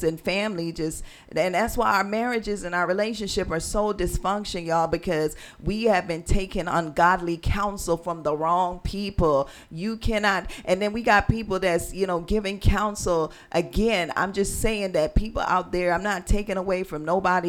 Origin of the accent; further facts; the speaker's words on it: Jamaica; moved away; I was born in Jamaica, so I got a lot of Jamaican culture, a lot of Jamaican food